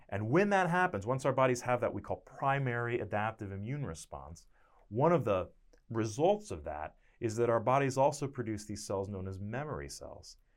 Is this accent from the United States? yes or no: yes; Connecticut, United States; moved away as an adult; also born or lived in Boston, Massachusetts; now in Stillwater, United States; I'm from Connecticut, about twelve miles away from New Haven